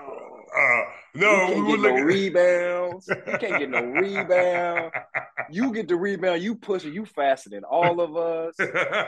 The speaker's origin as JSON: {"language": "English", "town": "Detroit", "region": "Michigan", "country": "United States", "tie": "born there", "said": "because I was born in Detroit, so soon as Fab Five hit, I said, oh, my God, I'm in love with that yellow and blue."}